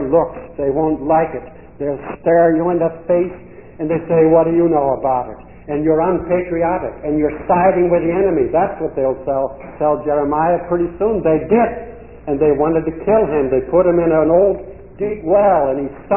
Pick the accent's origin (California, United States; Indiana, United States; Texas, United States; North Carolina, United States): Indiana, United States; I was brought up in a farm in Indiana